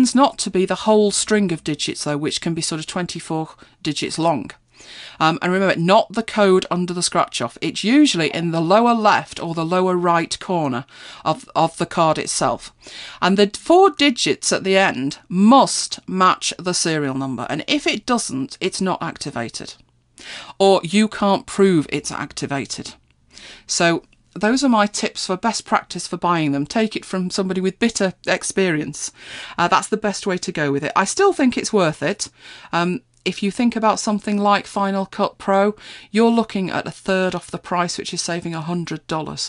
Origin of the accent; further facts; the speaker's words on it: United Kingdom; I know we're British, aren't we? We're terribly British